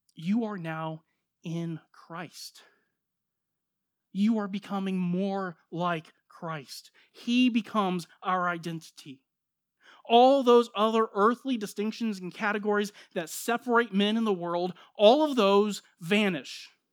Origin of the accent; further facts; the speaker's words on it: United States; I'm an American, born here, raised here, citizen